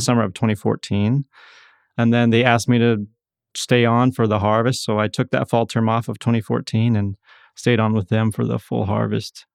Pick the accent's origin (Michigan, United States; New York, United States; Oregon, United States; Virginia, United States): Oregon, United States; Ontario; moved away; I'm originally from Ontario, Oregon, Eastern Oregon